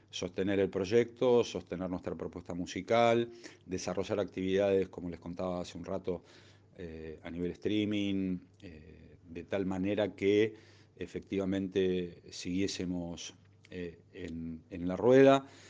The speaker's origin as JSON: {"language": "Spanish", "region": "Buenos Aires", "country": "Argentina", "tie": "born or raised there", "said": "nuestra ciudad natal, esta querida Buenos Aires"}